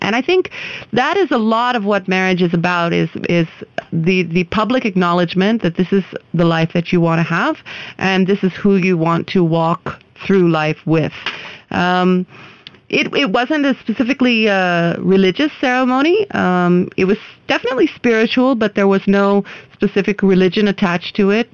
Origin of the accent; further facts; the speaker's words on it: United States; now in India; I am an American citizen